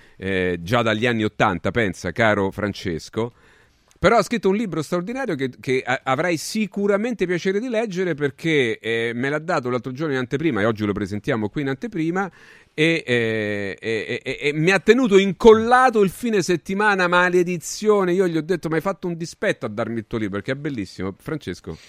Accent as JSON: {"language": "Italian", "town": "Rome", "region": "Lazio", "country": "Italy", "said": "come si dice qui a Roma, io sono romano, quindi pa- passatemi alcune, alcune, romanità, alcune cose dialettali"}